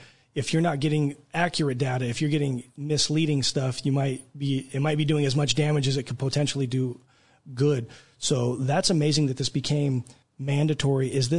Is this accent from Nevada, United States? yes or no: yes; Nevada, United States; moved away as an adult; now in Oklahoma, United States; I come from Nevada where it's legalized. I moved here about a year and a half ago